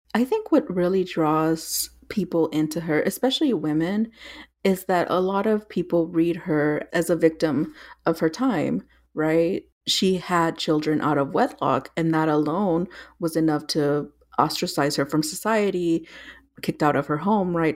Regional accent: South Texas and Northern Mexico, United States; I grew up in South Texas and Northern Mexico

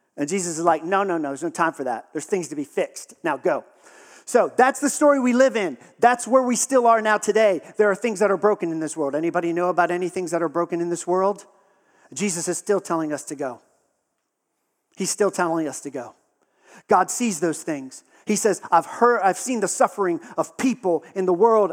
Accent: Texas, United States; I grew up in Texas

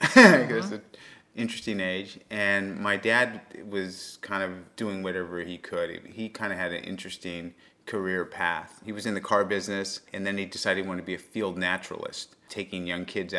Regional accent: San Clemente, California, United States; also born or lived in Los Angeles; So I was born in L.A. and I was raised in Southern California, a place called San Clemente, which is a beach town in Orange County.

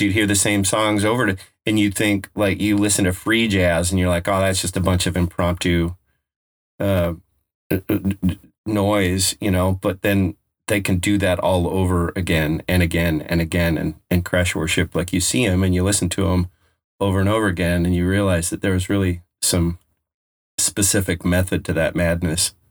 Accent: Colorado, United States; now in West Coast, United States; I'm from Colorado.

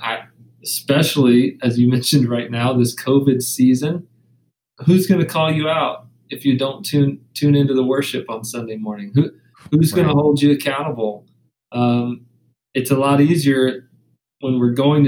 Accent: the South, United States; I come from the South

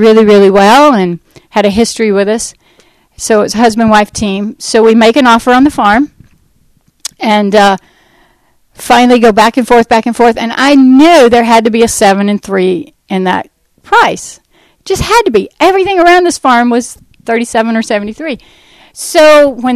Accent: United States; we're from the States

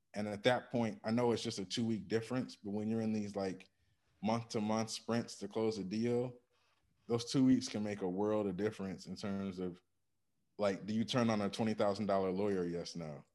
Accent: Ann Arbor, Michigan, United States; I grew up in Ann Arbor, Michigan

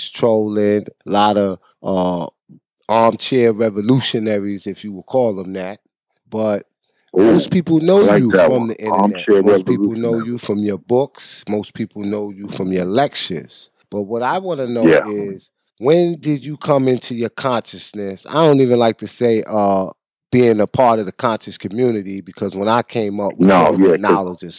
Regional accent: New York City, New York, United States; I'm from the holy city of Mecca. Yeah, I'm right there, 135th

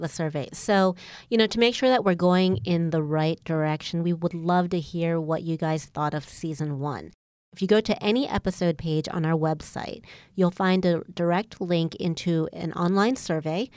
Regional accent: Baltimore, Maryland, United States; moved away as an adult; also born or lived in New England / California; I was born and raised in Baltimore, Maryland.

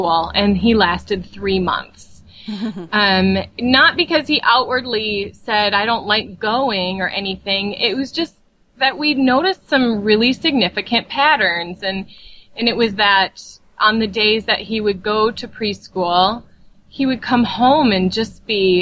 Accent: Burnsville, Minnesota, United States; I am from Burnsville, which is a suburb of Minneapolis, Minnesota.

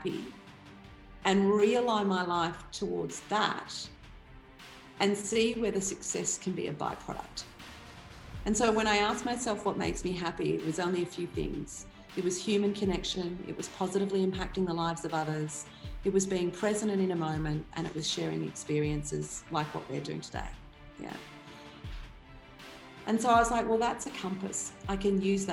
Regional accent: Cranbourne, Victoria, Australia; also born or lived in Pakenham, Victoria; I grew up on 140 acres in a place, well, in two places, Cranbourne and Pakenham, and both of them are now satellite cities, you know, in two of the biggest growth corridors in Melbourne

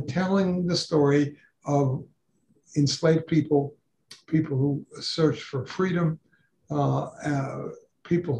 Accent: New York City, New York, United States; I grew up in New York City. I went to public schools there

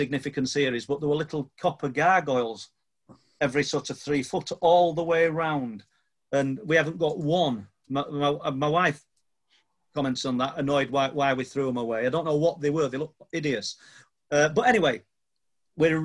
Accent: Church Street, near Mexborough, Yorkshire and the Humber, United Kingdom; I was born on Church Street, literally width of a road

